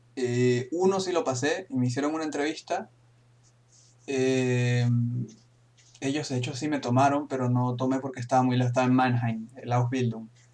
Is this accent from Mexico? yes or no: no; Venezuela; moved away as an adult; now in Frankfurt am Main, Germany; yo soy de Venezuela